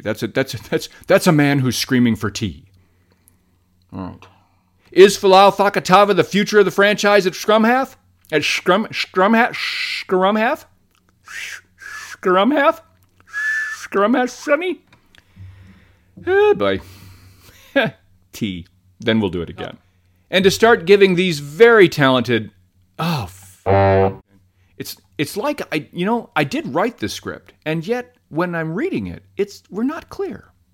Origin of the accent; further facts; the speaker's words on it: United States; moved away; my home country now, the land that brought you the selfie toaster